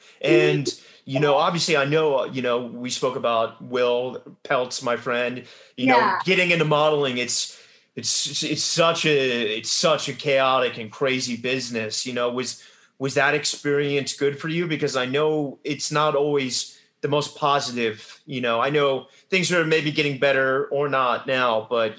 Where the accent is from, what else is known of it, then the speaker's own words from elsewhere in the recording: England, United Kingdom; You know, obviously growing up in England, you know, there, I think, the drama school, you know, it's so rooted in Elizabethan roots.